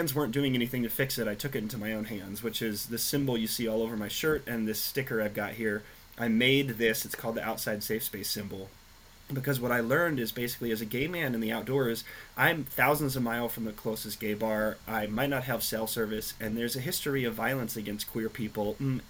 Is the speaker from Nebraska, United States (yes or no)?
yes; Nebraska, United States; moved away; I grew up in Nebraska